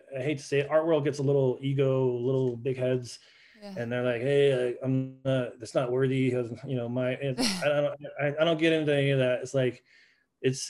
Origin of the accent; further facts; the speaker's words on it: Santa Fe, New Mexico, United States; moved away as an adult; also born or lived in Oklahoma / Amsterdam, Netherlands / Iceland; I was born in Santa Fe, New Mexico